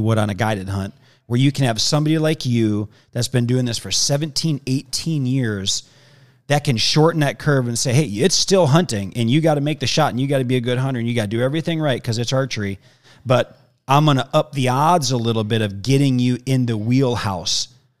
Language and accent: English; Midwest, United States; now in Arizona, United States; I grew up in the Midwest.